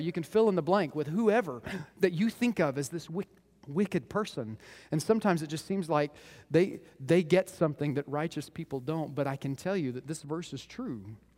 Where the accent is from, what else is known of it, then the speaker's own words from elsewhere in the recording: Moore, Oklahoma, United States; I grew up in Moore, Oklahoma